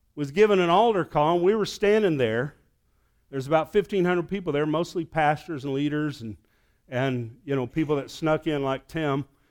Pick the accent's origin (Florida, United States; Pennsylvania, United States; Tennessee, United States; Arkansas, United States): Arkansas, United States; I'm from Arkansas